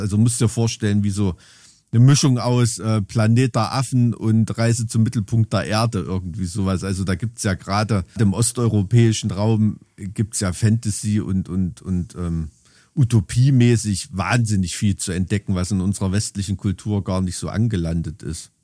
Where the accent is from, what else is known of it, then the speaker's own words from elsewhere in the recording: East Germany, Germany; als Kind in der DDR